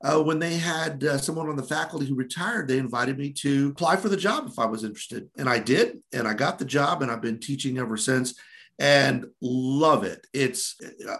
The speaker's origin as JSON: {"language": "English", "town": "Orlando", "region": "Florida", "country": "United States", "tie": "born or raised there", "said": "came back home to my hometown paper, the Orlando Sentinel"}